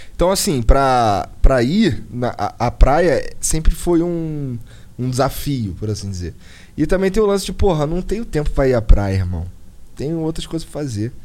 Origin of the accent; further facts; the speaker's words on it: Rio de Janeiro, Brazil; moved away as an adult; now in Curitiba, Brazil; Eu nasci no Rio Comprido, Zona Norte, tudo Zona Norte. Nasci no Rio Comprido. E morei muitos anos no, no Rocha